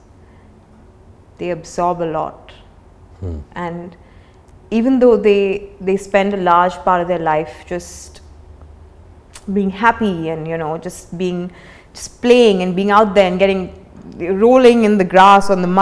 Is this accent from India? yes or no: yes; India; also born or lived in Mumbai; a kid growing up in India